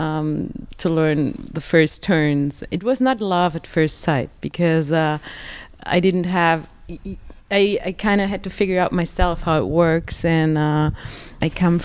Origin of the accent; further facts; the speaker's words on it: Pforzheim, Baden-Württemberg, Germany; now in Westendorf, Austria; I grew up in Pforzheim in Germany